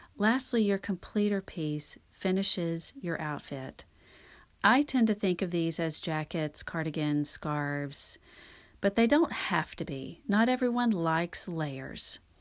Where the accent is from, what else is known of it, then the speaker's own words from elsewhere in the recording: North Louisiana, United States; also born or lived in Texas; now in Dallas, United States; I grew up in North Louisiana